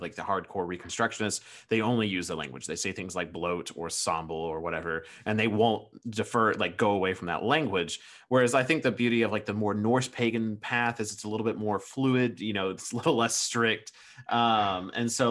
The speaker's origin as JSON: {"language": "English", "country": "United States", "said": "I'm American here"}